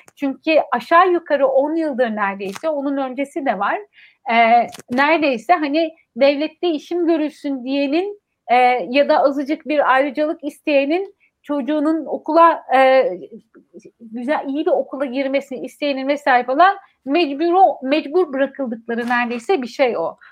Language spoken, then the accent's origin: Turkish; Ankara, Turkey; benim büyüdüğüm yer biliyor musun Çukuranbay